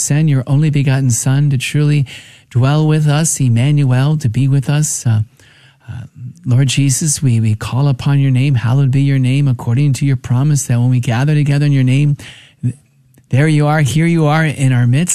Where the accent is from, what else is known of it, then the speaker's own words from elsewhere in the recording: New Jersey, United States; I was born and raised in New Jersey